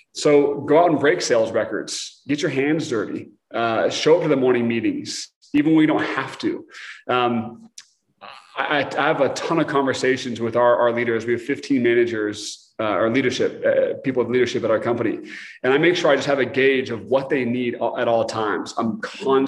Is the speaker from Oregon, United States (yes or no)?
yes; Portland, Oregon, United States; moved away; I'm from Portland, Oregon, originally